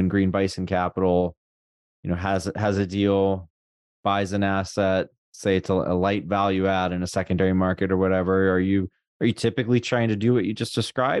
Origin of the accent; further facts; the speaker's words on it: Columbus, Ohio, United States; I grew up in Columbus